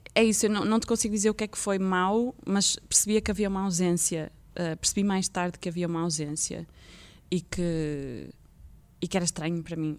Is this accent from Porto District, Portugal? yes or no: yes; Vila Nova de Gaia, Porto District, Portugal; eu nasci em Gaia